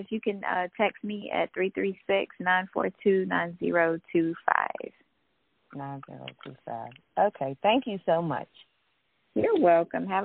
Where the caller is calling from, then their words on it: Alabama, United States; I'm calling from Alabama.